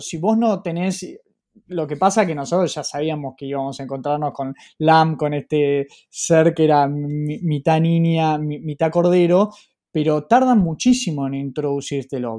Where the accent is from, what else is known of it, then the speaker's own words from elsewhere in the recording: Argentina; Nosotros como argentinos, con la historia que llevamos a cuestas